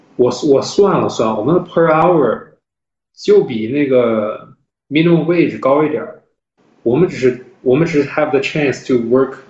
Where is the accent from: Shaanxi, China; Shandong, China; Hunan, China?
Shandong, China; moved away; 我老家是山东的 所以我的，哦，我，我，我，我，我爸爸妈妈和我们三个人都是山东人哦。所以我们所有的长辈儿、亲戚都在山东